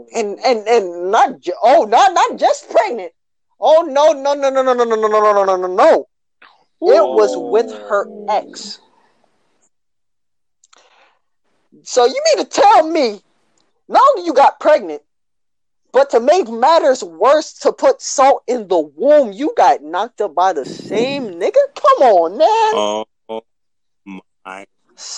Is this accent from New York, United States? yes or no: yes; New York City, New York, United States; We're from Brooklyn